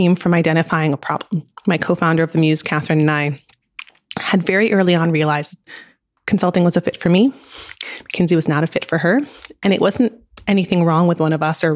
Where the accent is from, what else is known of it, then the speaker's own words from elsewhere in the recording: France; I grew up in France